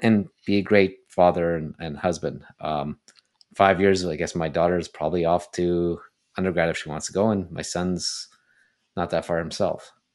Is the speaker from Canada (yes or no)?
yes; Toronto, Ontario, Canada; moved away as an adult; also born or lived in Montreal; I grew up in Toronto